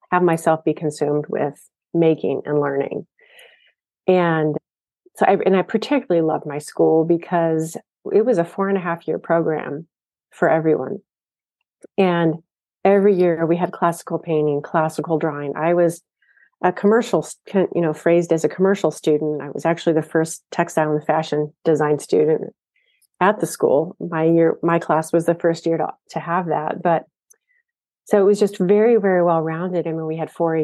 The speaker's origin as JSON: {"language": "English", "region": "Ohio", "country": "United States", "tie": "born or raised there", "said": "I grew up in Ohio, so this was about an hour and a half from where I lived."}